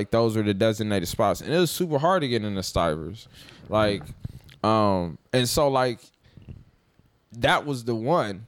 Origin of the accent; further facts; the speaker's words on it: Dayton, Ohio, United States; now in New Orleans, United States; I'm from Dayton, Ohio